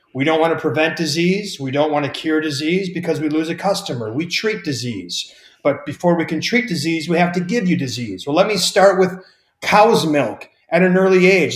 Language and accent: English; Wisconsin, United States